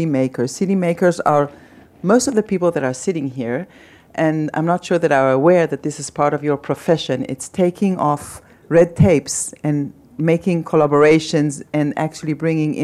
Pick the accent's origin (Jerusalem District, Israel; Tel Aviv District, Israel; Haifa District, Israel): Tel Aviv District, Israel; Tel Aviv; I'm born and raised in Tel Aviv and I live in Tel Aviv